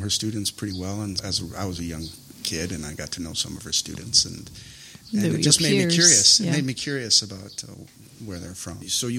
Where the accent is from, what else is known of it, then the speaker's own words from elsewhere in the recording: Minnesota, United States; moved away; also born or lived in Taiwan; I'm from Minnesota, and we had a large influx of Southeast Asian refugees in the 80s.